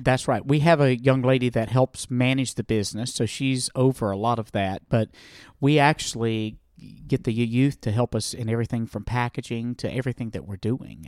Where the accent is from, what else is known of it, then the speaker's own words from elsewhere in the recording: the South, United States; accent: southern; moved away; I was raised in the Christian music world, uh, back i-, in the South, if you can't tell by my accent